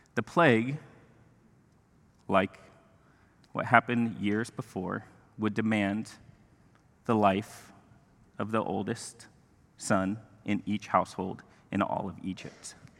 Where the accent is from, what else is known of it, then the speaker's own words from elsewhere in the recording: Mexico; moved away; I grew up in Mexico